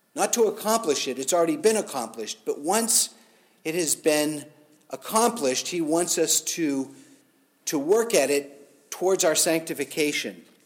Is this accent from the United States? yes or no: yes; United States; as Americans, as American Christians